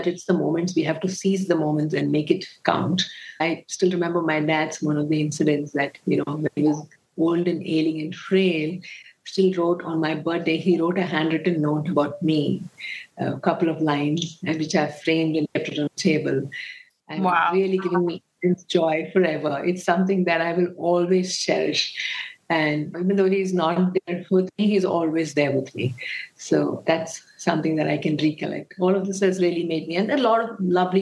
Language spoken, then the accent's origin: English; Bengaluru, Karnataka, India; I was born and brought up in Bangalore